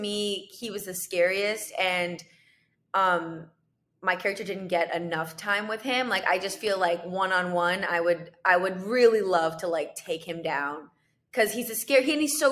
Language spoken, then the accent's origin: English; Canada; moved away as an adult; now in United States; I'm from Canada